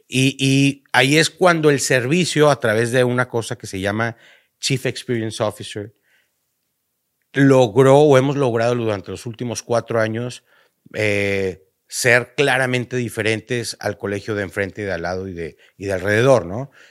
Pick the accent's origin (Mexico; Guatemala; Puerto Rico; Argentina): Mexico; northern Mexico; como cualquier norteño, ya sea de Tamaulipas o de Baja California Norte, como todo buen norteño, empezamos a hacer negocitos desde chiquitos